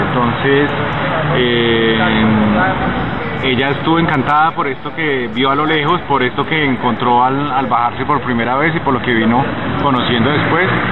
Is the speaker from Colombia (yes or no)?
yes; Colombia